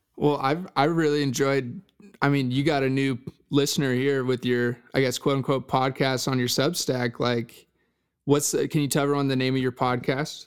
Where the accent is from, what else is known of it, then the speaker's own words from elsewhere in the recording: Dallas, Texas, United States; I'm from Dallas, Texas